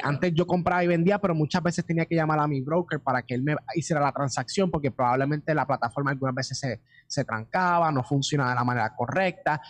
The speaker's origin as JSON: {"language": "Spanish", "country": "Puerto Rico", "said": "empezamos acá en Puerto Rico y somos completamente puertorriqueños"}